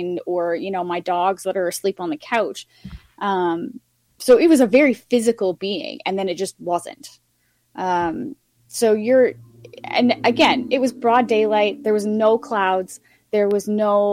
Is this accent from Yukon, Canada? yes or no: yes; Yukon, Canada; I grew up in the Yukon where, you know, the huge population is First Nations. My hometown is very heavily First Nations based.